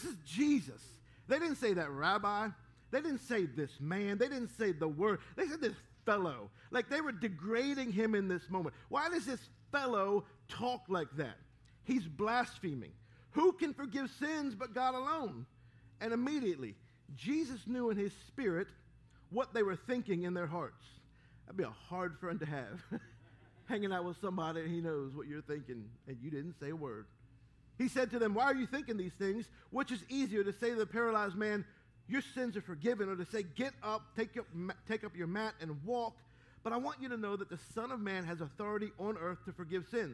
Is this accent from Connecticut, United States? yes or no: no; Baltimore, Maryland, United States; My brother and I, growing up in Baltimore